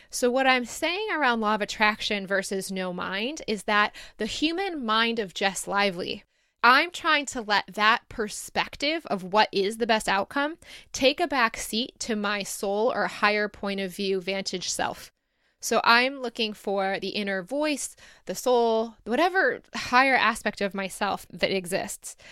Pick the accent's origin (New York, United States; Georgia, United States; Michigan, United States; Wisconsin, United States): Michigan, United States; Detroit area; moved away as an adult; also born or lived in Ann Arbor, United States / Sydney, Australia; going back to where I started, or forty-five minutes away from where I started